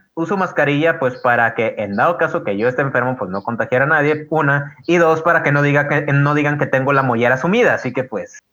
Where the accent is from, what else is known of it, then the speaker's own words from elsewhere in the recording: Guadalupe, Nuevo León, Mexico; no soy de Monterrey, soy de Guadalupe